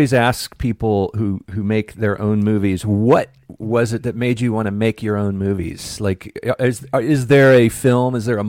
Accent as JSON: {"language": "English", "town": "Tallahassee", "region": "Florida", "country": "United States", "tie": "born or raised there", "also_born_or_lived": "Georgia", "moved": "yes", "lives_now": "Los Angeles, United States", "said": "We all grew up back there. I grew up in Tallahassee, Florida, and then went to Georgia."}